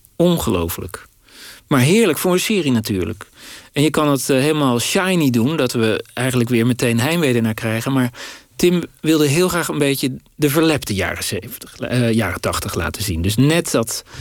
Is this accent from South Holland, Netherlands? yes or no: yes; Dordrecht, South Holland, Netherlands; in Dordrecht, waar ik opgroeide